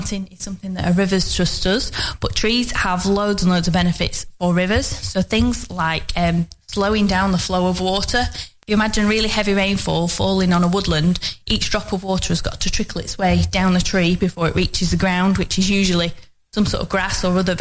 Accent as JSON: {"language": "English", "town": "Longridge", "region": "North West England", "country": "United Kingdom", "tie": "born or raised there", "said": "I grew up in Longridge, which is also in the Ribble catchment."}